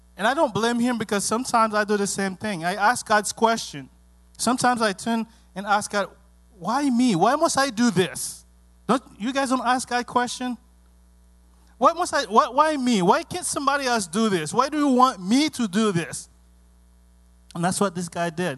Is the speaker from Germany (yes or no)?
no; Haiti; English is a second language; moved away; also born or lived in Miami, United States; growing up in Haiti